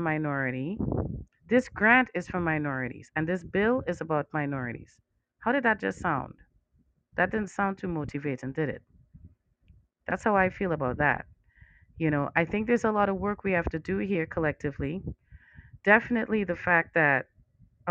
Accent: Trinidad & Tobago; now in United States; I'm from Trinidad

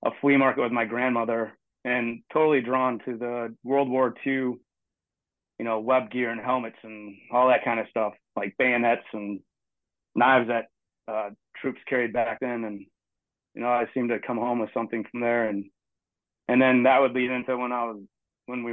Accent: southwestern Michigan, United States; also born or lived in Heidelberg, Germany; I was born in Heidelberg, Germany. My dad was in the military. He was in the Army during the Vietnam era, and moved back to his hometown area in southwestern Michigan where I grew up

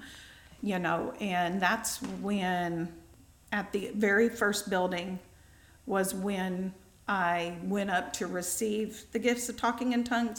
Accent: New Harmony, Indiana, United States; I grew up in New Harmony

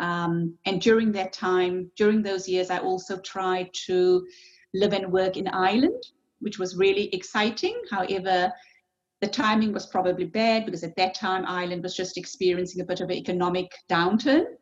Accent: Cape Town, Western Cape, South Africa; moved away as an adult; also born or lived in Germany; now in New Zealand; lived in Germany on and off for about 10 years. Um, I'm a psychologist, um, trained, worked, lived uh, first 30 years of my life in Cape Town, South Africa.

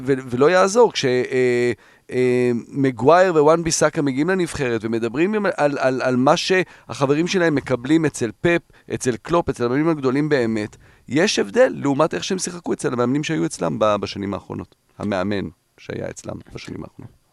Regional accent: Netherlands; now in Israel; אני גדלתי בהולנד

